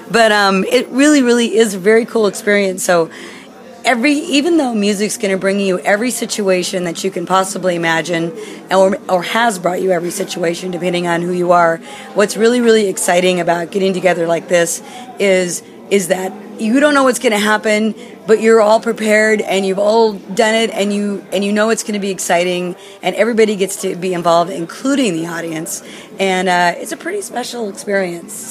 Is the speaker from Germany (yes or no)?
yes; Germany; English is a second language; Sorry, I'm from Germany.